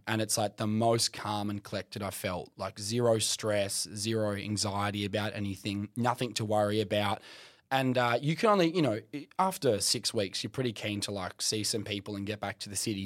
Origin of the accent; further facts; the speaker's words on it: Kimberley, Western Australia, Australia; moved away as an adult; retire as a journalist back in the Kimberley